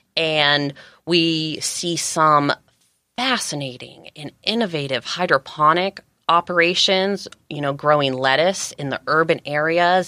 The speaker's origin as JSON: {"language": "English", "region": "Georgia", "country": "United States", "tie": "born or raised there", "also_born_or_lived": "California", "moved": "yes", "lives_now": "San Diego County, United States", "said": "I was raised in Georgia. I came out to California about thirteen years ago"}